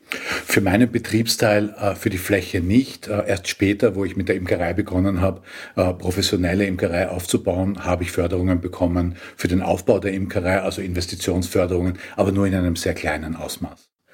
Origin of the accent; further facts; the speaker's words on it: Austria; bei uns in Österreich